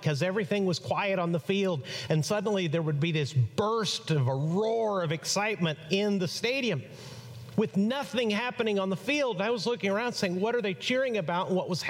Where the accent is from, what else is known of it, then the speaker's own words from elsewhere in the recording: Chihuahua, Mexico; now in United States; I grew up in Mexico. I was born on this side of the border, an American citizen, but raised in on the other side of the border, 240 miles south of El Paso in Chihuahua, Mexico.